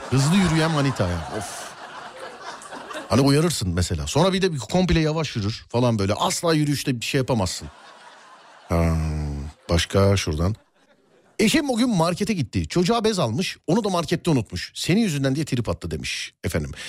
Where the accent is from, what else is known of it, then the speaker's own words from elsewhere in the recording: Trabzon, Turkey; Trabzonluyum bu arada.